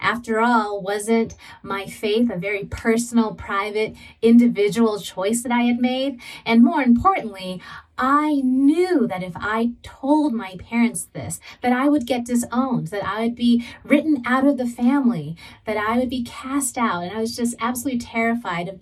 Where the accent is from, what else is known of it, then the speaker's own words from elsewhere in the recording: San Diego, California, United States; I was born and raised in San Diego. And growing up as a Southern California girl